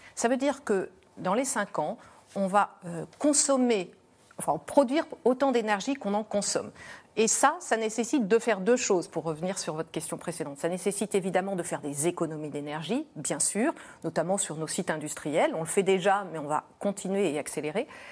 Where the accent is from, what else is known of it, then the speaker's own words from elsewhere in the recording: France; on a une énergie chez nous en France